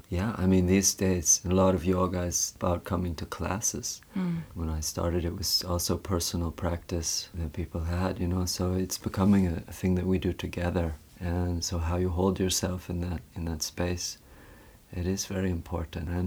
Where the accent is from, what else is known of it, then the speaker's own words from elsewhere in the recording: West Vancouver, British Columbia, Canada; yeah, that's where I grew up in West Vancouver. Yeah, a very beautiful place, and also it's it's nearby the mountains.